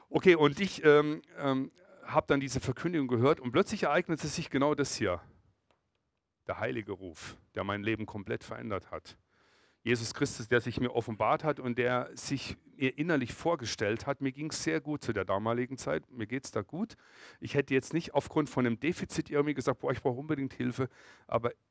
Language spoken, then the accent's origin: German; Freiburg, Baden-Württemberg, Germany; ich komme aus Freiburg und Breisgau, im Kaiserstuhl.